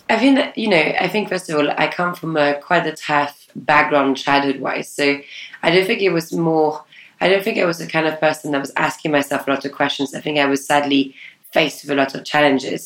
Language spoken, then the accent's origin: English; France; moved away; I grew up in Ile which is a tiny island off the west coast of France